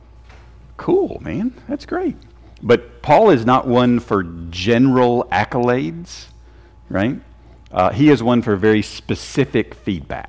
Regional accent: Tennessee, United States; I'm from Tennessee. We are Tennesseans

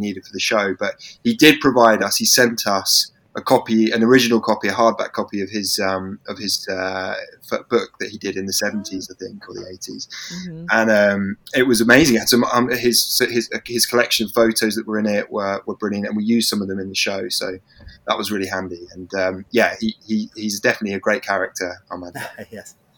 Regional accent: England, United Kingdom; being English

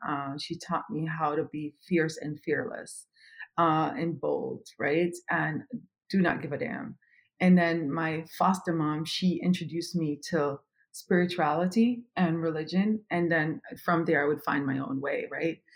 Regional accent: Kingston, Jamaica; moved away as an adult; also born or lived in Europe; now in United States; I am originally from Kingston, Jamaica

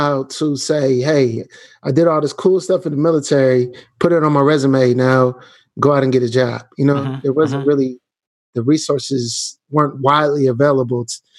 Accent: Canton, Ohio, United States; now in Kansas City, United States; I'm actually from Canton, Ohio, about 45 minutes away from Cleveland, 20 minutes from Akron, where LeBron James is from

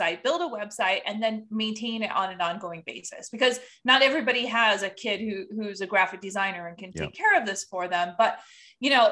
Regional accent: Upper Peninsula of Michigan, United States; I grew up in the Upper Peninsula of Michigan in a small village

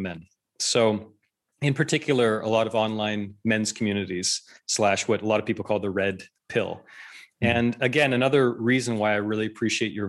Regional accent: Canada; I'm Canadian. We grew up in Canada

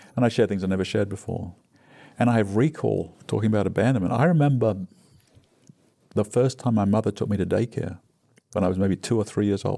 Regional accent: England, United Kingdom; moved away as an adult; now in United States; growing up in England

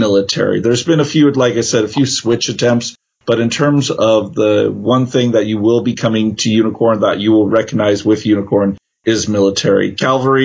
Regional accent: San Jose, California, United States; I'm from California, actually the Santa Clara region, San Jose.

